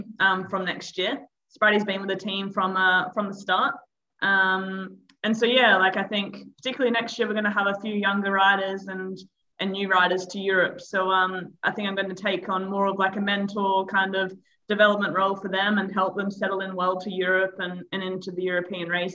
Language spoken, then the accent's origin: English; Perth, Western Australia, Australia; moved away as an adult; now in Girona, Spain; I'm from Perth, Western Australia.